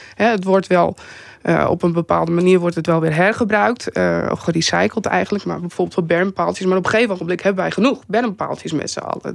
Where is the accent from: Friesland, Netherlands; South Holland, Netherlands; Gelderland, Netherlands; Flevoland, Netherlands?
Friesland, Netherlands; Vlieland; ik ben zelf ben ik opgegroeid op Vlieland